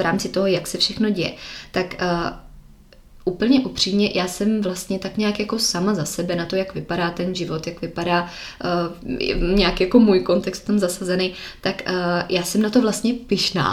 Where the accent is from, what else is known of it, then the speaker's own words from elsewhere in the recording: Czechia; moved away as an adult; now in Miami, United States; tady u nás v Čechách